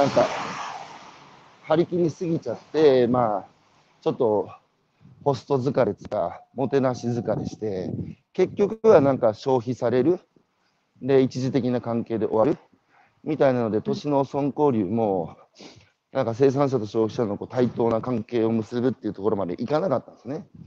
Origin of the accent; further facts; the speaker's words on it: Iwate, Japan; 僕も岩手出身で